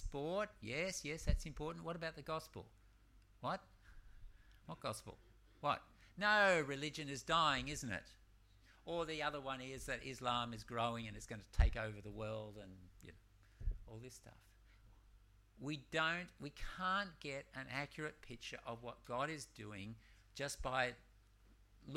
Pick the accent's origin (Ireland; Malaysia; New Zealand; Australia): Malaysia; I'm from Malaysia